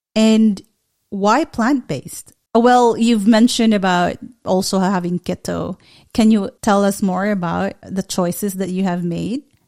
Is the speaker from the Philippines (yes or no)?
yes; Philippines; as a Filipino, uh, we do big time hospitality